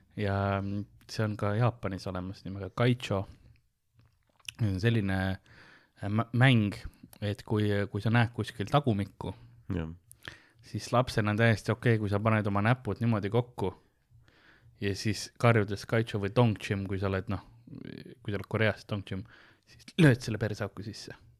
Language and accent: Estonian; Estonia; ma olen eestlane